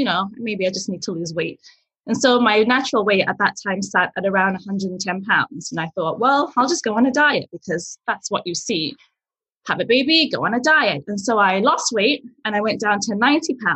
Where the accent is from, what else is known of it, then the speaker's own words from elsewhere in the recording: England, United Kingdom; English is a second language; moved away as an adult; also born or lived in Nigeria; now in Yellowknife, Canada; I was born in Nigeria. I lived there till I was 5. And then I moved to England where I grew up.